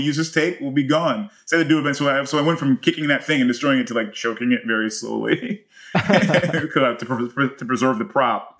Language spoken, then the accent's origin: English; United States; I'm more American.